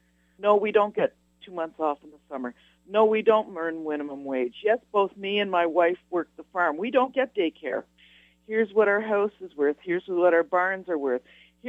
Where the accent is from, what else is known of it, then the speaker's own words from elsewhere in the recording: Canada; So start paying me as a Canadian.